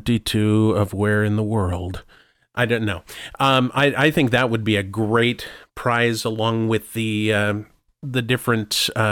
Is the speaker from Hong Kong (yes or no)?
yes; Hong Kong; English is a second language; Here I am from Hong Kong, you know, wow.